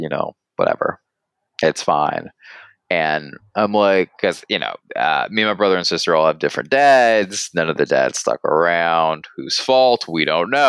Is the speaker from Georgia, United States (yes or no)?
yes; Georgia, United States; we were raised in Georgia